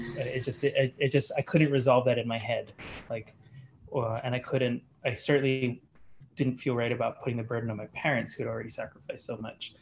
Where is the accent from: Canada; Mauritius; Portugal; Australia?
Australia; moved away; also born or lived in Hawaii; my teenage years, I grew up in Australia